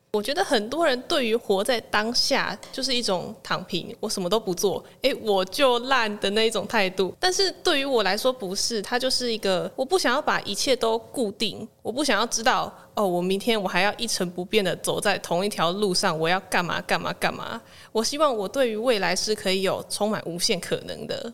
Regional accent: Kaohsiung, Taiwan; moved away as an adult; also born or lived in Hsinchu; 我是来自高雄，现在在玄奘大学读大众传播学系一年级的

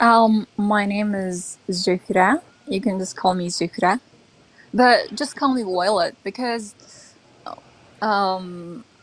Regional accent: Uyghur, Xinjiang, China; accent: American; English is a second language; I'm Uyghur.

